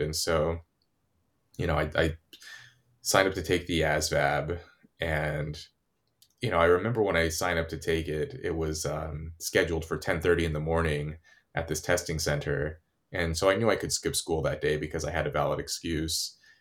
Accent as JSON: {"language": "English", "region": "California", "country": "United States", "tie": "born or raised there", "said": "where I grew up in California"}